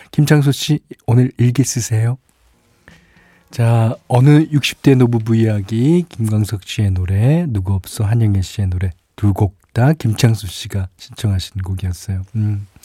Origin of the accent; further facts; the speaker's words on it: Busan, South Korea; moved away; 저는 고향이 부산인데요. 어, 처음 부산을 떠나 맞이했던 그 낯설고 들뜬 명절이 기억납니다.